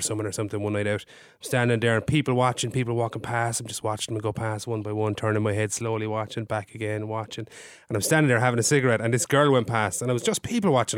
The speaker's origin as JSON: {"language": "English", "area": "County Limerick", "region": "Munster", "country": "Ireland", "said": "I am from Limerick."}